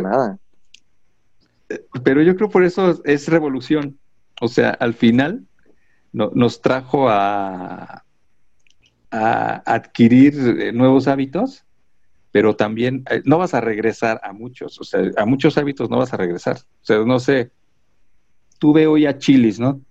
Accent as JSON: {"language": "Spanish", "country": "Mexico", "said": "los mexicanos todo se nos resbala"}